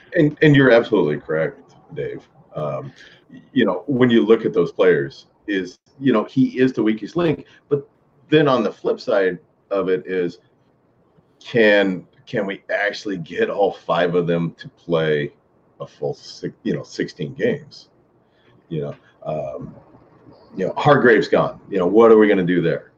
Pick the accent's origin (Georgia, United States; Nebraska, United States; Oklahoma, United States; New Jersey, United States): Nebraska, United States; I growing up in Nebraska, in the middle of Nebraska